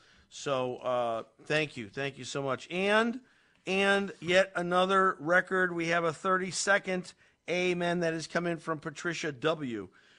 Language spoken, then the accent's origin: English; Meriden, Connecticut, United States; I was born and raised in Meriden.